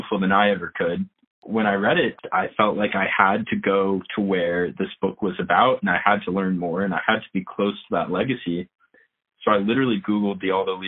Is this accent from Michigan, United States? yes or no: no; Bethesda, Maryland, United States; So I grew up in Bethesda, Maryland, which is right outside Washington, D.C.